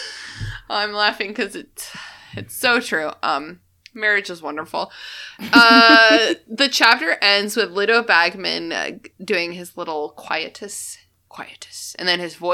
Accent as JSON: {"language": "English", "country": "United States", "said": "We're Americans"}